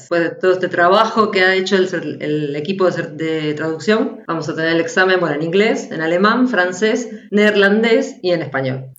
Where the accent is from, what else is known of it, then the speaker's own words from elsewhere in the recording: Argentina; moved away; Nosotros también escuchábamos los parchís cuando éramos chicos en Argentina.